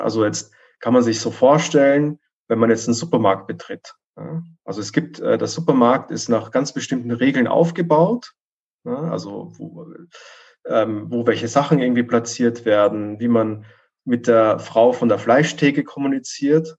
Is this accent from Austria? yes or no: yes; Vienna, Austria; moved away; ich komme ursprünglich aus Wien